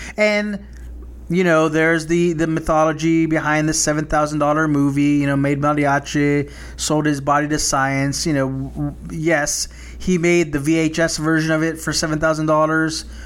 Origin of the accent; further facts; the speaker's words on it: South Texas, United States; growing up as, in a small, predominantly Hispanic town in South Texas